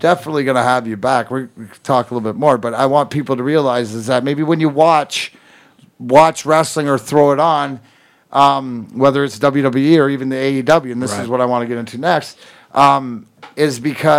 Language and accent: English; Canada; we're Canadian.